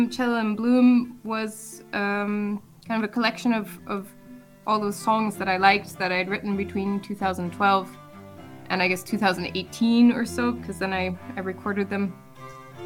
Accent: United States; moved away as an adult; now in Germany; I grew up in the United States

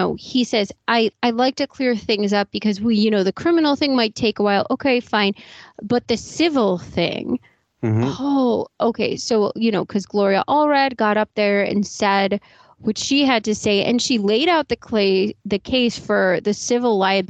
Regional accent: Boston, Massachusetts, United States; Because I'm from Boston.

